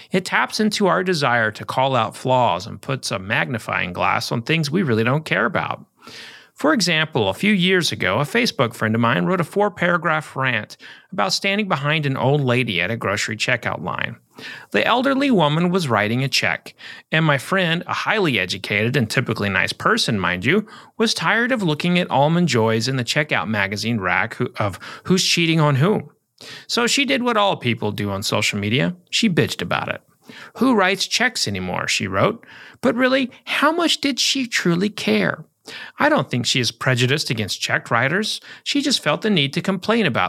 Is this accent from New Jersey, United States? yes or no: no; Oklahoma, United States; moved away; at the Oklahoma Book Festival, where I'll talk about my latest books in my home state